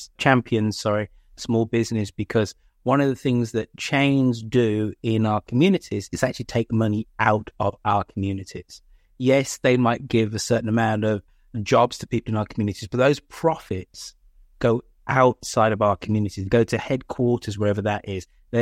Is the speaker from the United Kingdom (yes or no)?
yes; England, United Kingdom; Not to Home Depot or Depot, because I'm English, but they go to Ace Hardware because it's authentically of the Bay Area.